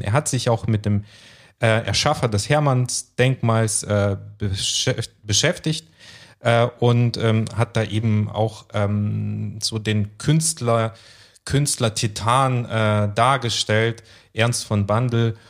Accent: Temirtau, Karaganda Region, Kazakhstan; now in Germany; in meiner Heimatstadt Timirtau, was ja eine große Industriestadt war

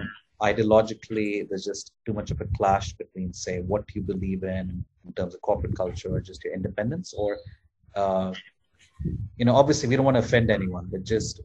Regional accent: India; moved away; I come from India

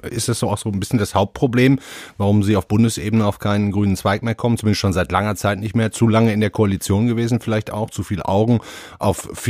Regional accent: Duisburg, North Rhine-Westphalia, Germany; Ich gucke jetzt mal auf meine Heimatstadt und nehme da mal einen beliebigen Maurermeister aus Duisburg zum Beispiel

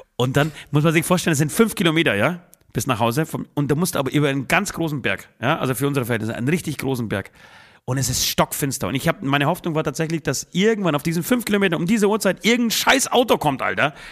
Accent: Poland; now in Germany; ich fahre am Freitag gleichzeitig nach Polen, besuche meine Oma wieder, besuche mein, ähm, meine Heimat wieder

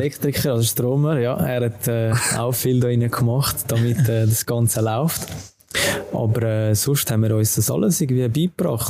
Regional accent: Urdorf, Zurich, Switzerland; zum FC Urdorf wechseln, zu meinem äh, Jugendclub, meinem Dorfclub, also wo ich aufgewachsen bin

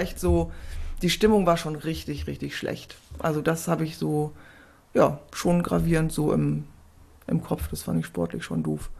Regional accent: Essen, North Rhine-Westphalia, Germany; also born or lived in Freiburg / Heidelberg / Bad Oldesloe; now in Hamburg, Germany; also ganz ursprünglich aus Essen.

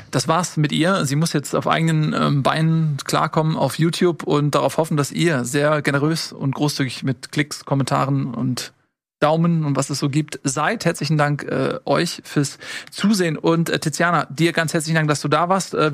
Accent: Hamburg, Germany; als Hamburger

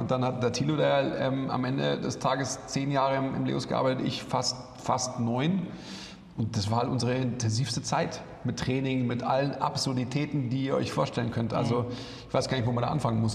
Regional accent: Munich, Bavaria, Germany; ich bin ja eigentlich Münchner oder im Münchner Umland aufgewachsen

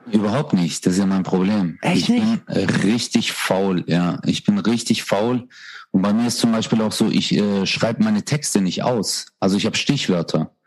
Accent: Stuttgart, Baden-Württemberg, Germany; bei uns in Stuttgart

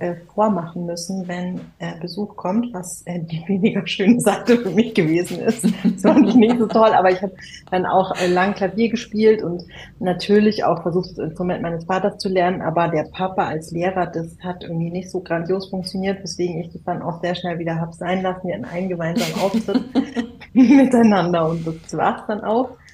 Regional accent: a village outside Munich, Bavaria, Germany; damals war das noch ein Dorf, wo ich aufgewachsen bin, außerhalb von München.

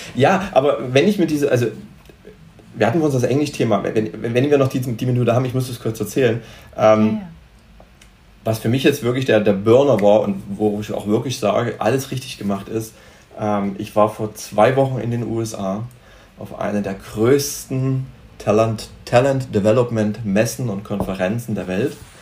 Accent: Germany; also born or lived in Cyprus; als Deutsche

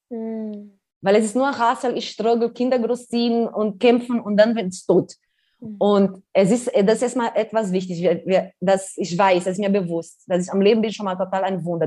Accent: Brazil; German is a second language; now in Germany; wir sind in Favela geboren, aufgewachsen, ohne Strom, ohne fließendes Wasser

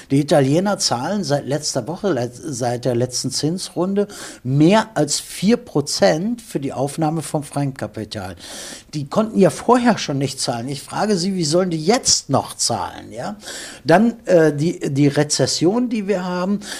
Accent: Germany; Also ich bin Deutscher in Deutschland geboren und ich schäme mich auch nicht dafür zu sagen

